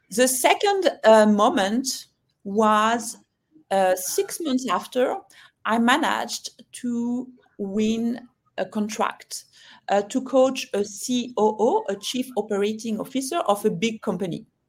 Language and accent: English; France; also born or lived in London / Hong Kong; now in Singapore; I'm French, as you can hear